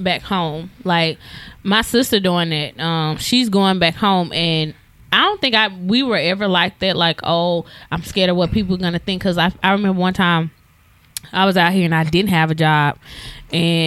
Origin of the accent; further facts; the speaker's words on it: Madison, Mississippi, United States; moved away as an adult; also born or lived in Jackson, Mississippi / Florida; now in Houston, United States; growing up in Madison